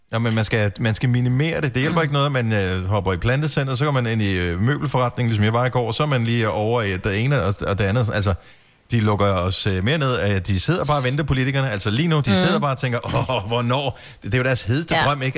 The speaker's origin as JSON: {"language": "Danish", "country": "Denmark", "said": "som dansker"}